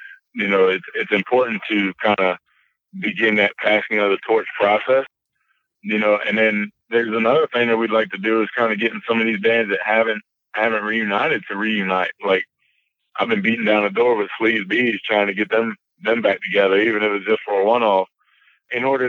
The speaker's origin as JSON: {"language": "English", "town": "Las Vegas", "region": "Nevada", "country": "United States", "said": "I'm from Vegas"}